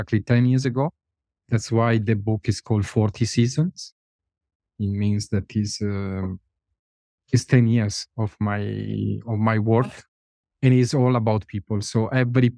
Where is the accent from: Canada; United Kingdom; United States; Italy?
Italy; a small village in the north of Italy, northern Italy; English is a second language; moved away as an adult; also born or lived in India; I never left my village, my small village in Italy, in the north of Italy.